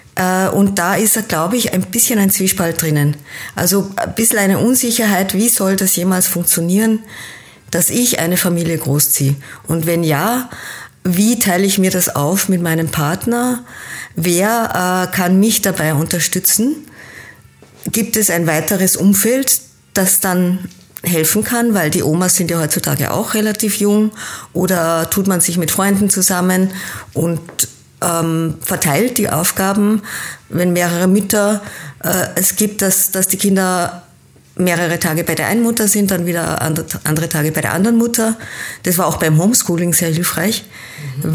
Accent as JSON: {"language": "German", "country": "Austria", "tie": "born or raised there", "also_born_or_lived": "Kenya", "said": "Geboren bin ich in Kenia, habe aber meine Kindheit in Österreich verbracht und war dann als Jugendliche wieder in Kenia und bin nach dem Abitur an der deutschen Schule wieder nach Österreich zurückgekommen"}